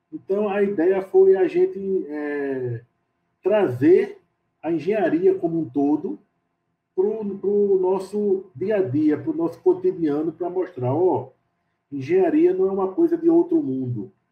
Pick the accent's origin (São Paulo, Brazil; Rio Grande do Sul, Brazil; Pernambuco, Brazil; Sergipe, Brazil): Pernambuco, Brazil; Recife; Eu sou de Recife, Pernambuco, é, sou engenheiro civil